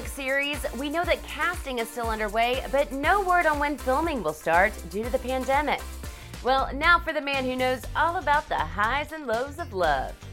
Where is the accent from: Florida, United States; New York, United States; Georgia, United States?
Florida, United States; Tampa; I'm …. I'm 26 and I'm from Tampa, Florida.